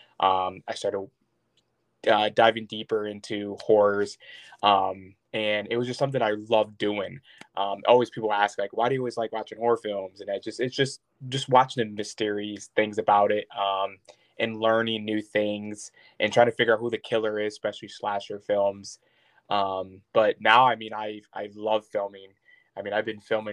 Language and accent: English; Traverse City, Michigan, United States; also born or lived in Cadillac, Michigan / South Boardman, Michigan; I mostly grew up in like South Borman, Michigan, but pretty much Traverse City area